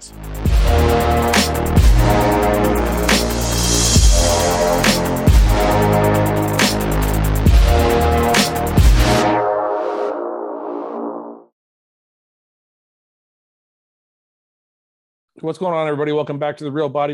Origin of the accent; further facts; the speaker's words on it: Canada; I was born in Canada, so my parents cut the Italian part off.